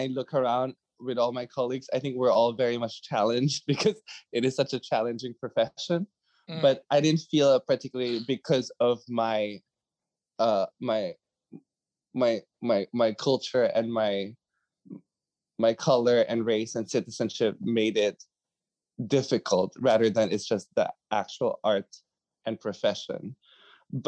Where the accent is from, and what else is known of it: Philippines; moved away